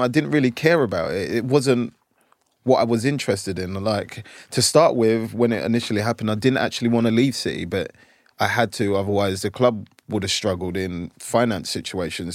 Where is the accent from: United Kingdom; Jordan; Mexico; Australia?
United Kingdom; London; moved away as an adult; now in United States; where we lived in South London in a place called Brockley